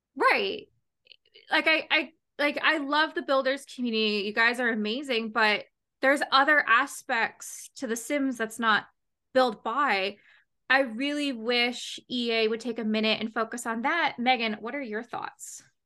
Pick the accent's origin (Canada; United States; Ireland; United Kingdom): Canada; also born or lived in Ontario; I'm from Canada